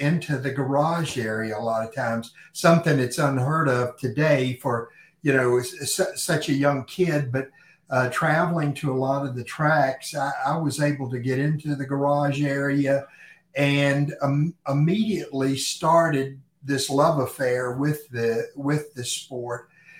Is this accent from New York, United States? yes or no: no; Lynchburg, Virginia, United States; I grew up in Lynchburg, Virginia.